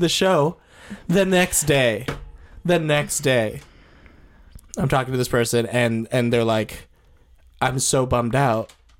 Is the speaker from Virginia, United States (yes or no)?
no; Chicago, Illinois, United States; I was born in Chicago.